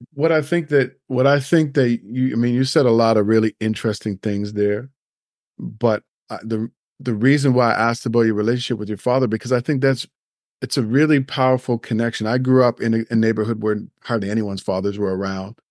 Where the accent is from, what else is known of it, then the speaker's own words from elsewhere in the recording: Nova Scotia, Canada; now in Toronto, Canada; I grew up in Nova Scotia